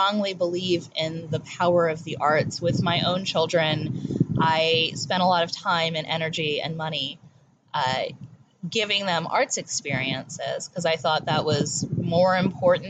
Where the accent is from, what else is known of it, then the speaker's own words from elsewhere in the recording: Howard County, Maryland, United States; I am from Howard County. My parents have been in this community since 1973 and 1975, respectively, and I have spent almost all my life here